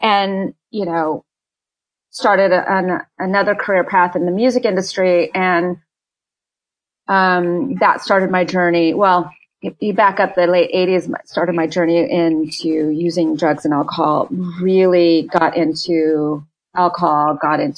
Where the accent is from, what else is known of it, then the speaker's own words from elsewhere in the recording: California, United States; I'm from California, born and raised in California